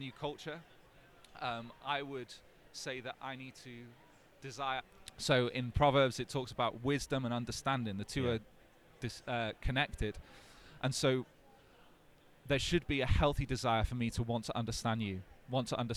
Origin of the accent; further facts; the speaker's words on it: North Wales, United Kingdom; growing up in North Wales, the only non-white person in my town